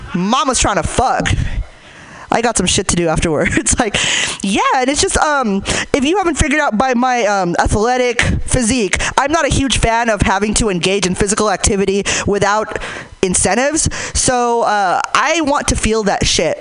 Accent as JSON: {"language": "English", "town": "Hayward", "region": "California", "country": "United States", "said": "I'm from Hayward"}